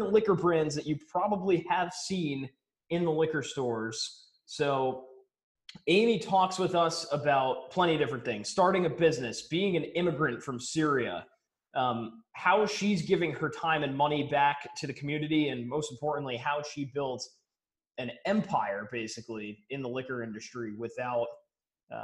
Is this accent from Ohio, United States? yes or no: no; Connecticut, United States; now in Rhode Island, United States; I'm originally from Connecticut